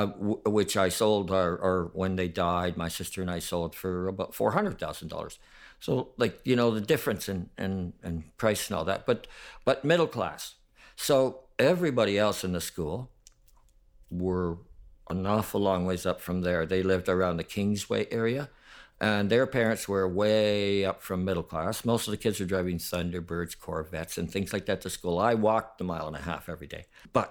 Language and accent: English; Stevensville, Ontario, Canada; born there; I was born in Stevensville, Ontario. It's near Fort Erie, not far from Buffalo, Niagara Falls, right there around that area.